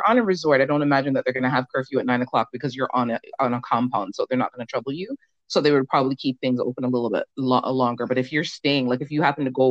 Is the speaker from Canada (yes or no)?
yes; Canada; also born or lived in Jamaica; I was born in Jamaica, but live in Canada. I've spent most of my life here. I came here when I was a small child